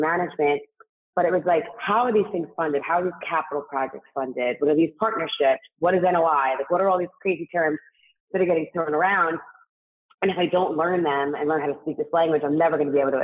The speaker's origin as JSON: {"language": "English", "town": "New York City", "region": "New York", "country": "United States", "tie": "born or raised there", "accent": "New York", "said": "I actually grew up in Staten Island"}